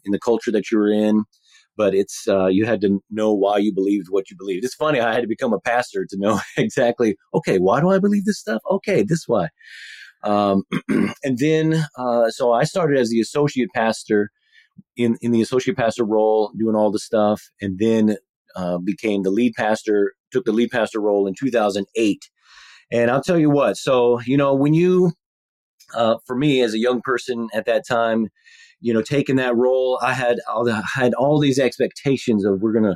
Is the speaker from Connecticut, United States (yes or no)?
no; Texas, United States; moved away as an adult; now in Pacific Northwest, United States; we're both from Texas, so we're Texan transplants.